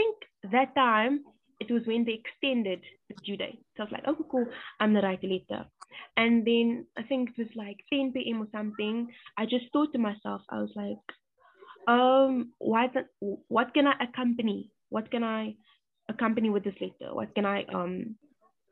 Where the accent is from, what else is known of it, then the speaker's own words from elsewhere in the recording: South Africa; I was born in South Africa to refugee parents, Congolese refugee parents.